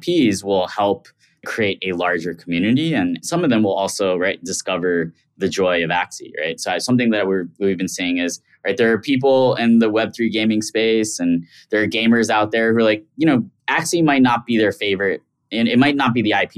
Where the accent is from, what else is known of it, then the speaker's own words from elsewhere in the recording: New York City, New York, United States; I grew up in Queens, New York.